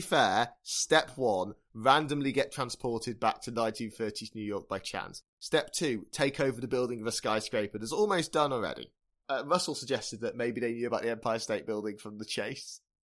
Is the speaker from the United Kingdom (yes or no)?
yes; United Kingdom; we're British